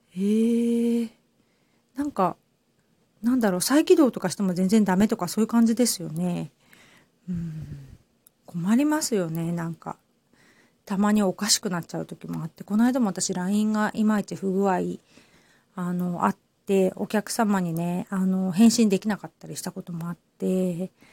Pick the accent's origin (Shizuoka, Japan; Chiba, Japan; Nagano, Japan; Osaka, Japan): Shizuoka, Japan; Hamamatsu; now in Kamakura, Japan; 私ね、浜松出身なので